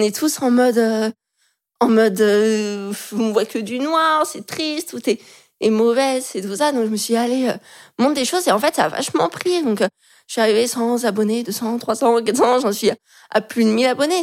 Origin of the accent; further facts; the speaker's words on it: Lyon, Auvergne-Rhône-Alpes, France; now in Paris, France; je suis de Lyon